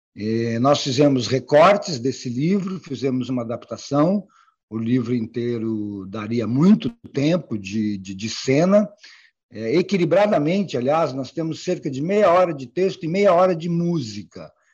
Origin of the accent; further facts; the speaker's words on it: interior of Paraná, Brazil; na cidade onde eu nasci, no interior do Paraná